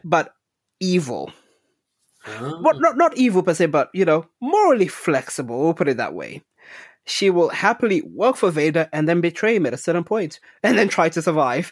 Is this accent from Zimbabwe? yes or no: yes; Zimbabwe; when I was growing up in Zimbabwe